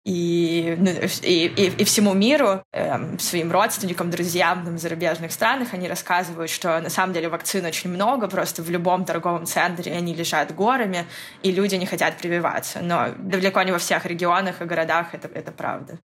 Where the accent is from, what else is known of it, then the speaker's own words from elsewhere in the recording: Novosibirsk, Novosibirsk Oblast, Russia; я из Новосибирска, третий самый большой город